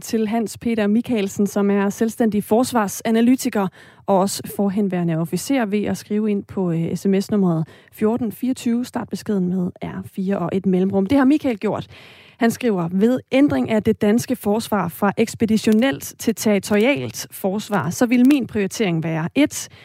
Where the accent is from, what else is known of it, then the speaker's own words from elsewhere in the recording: Esbjerg, Southern Denmark, Denmark; jeg er jo fra Esbjerg